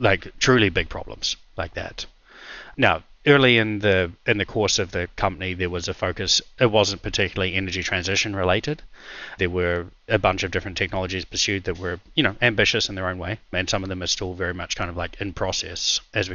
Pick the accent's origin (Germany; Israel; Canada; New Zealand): New Zealand; moved away as an adult; also born or lived in Russia; I'm a New Zealander and I was a lawyer by background